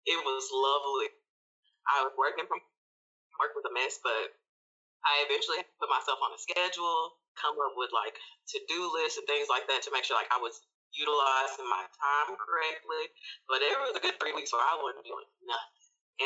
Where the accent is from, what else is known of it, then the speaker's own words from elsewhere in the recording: Memphis, Tennessee, United States; I'm from Memphis.